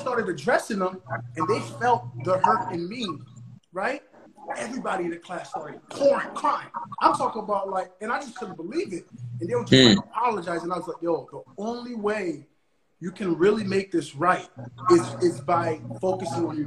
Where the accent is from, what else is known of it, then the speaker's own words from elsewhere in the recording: Haiti; now in United States; Growing up in Haiti